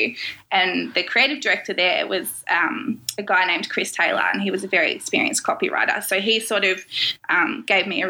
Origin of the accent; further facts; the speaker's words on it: Wangaratta, Victoria, Australia; I'm a country girl, so I grew up near Wangaratta, which is a rural town in northeast Victoria